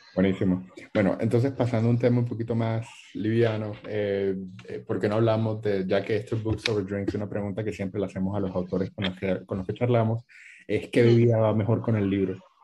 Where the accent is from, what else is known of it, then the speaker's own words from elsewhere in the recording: Colombia; como colombianos